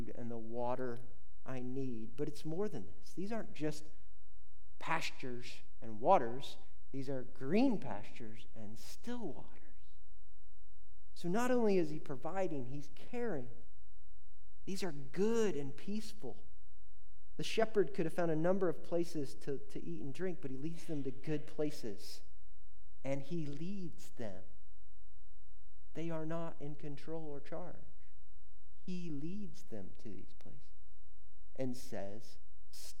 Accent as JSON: {"language": "English", "region": "Indiana", "country": "United States", "tie": "born or raised there", "said": "I grew up in Indiana."}